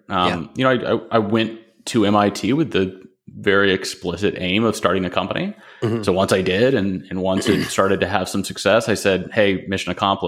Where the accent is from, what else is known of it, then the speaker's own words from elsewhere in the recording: Nashville, Tennessee, United States; I mean, I grew up in Nashville, Tennessee.